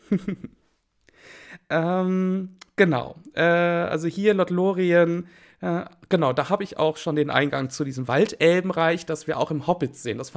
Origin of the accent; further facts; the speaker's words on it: Wiesbaden, Hesse, Germany; born there; Na gut, ich bin in Wiesbaden geboren. Ähm, geboren worden.